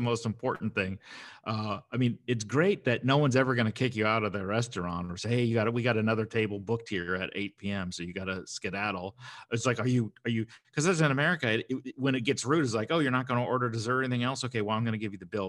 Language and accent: English; United States; I'm American